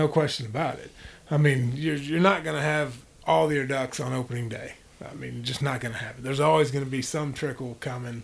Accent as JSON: {"language": "English", "region": "Illinois", "country": "United States", "tie": "born or raised there", "said": "I grew up in Illinois"}